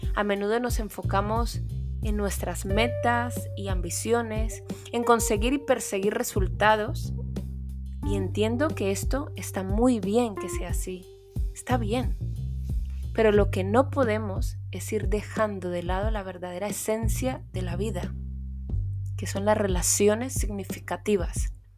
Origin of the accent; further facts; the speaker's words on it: Colombia; now in Spain; Colombia, mi país de origen